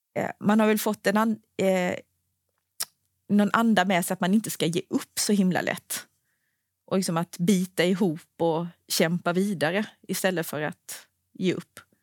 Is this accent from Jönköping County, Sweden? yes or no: yes; Anderstorp, Jönköping County, Sweden; moved away; jag bor ju inte i Småland längre, men jag är uppvuxen där